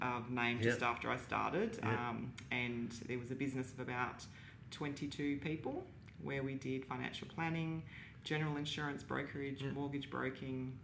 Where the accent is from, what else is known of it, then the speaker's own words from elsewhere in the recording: Darwin, Northern Territory, Australia; I was born in the Territory, born here in Darwin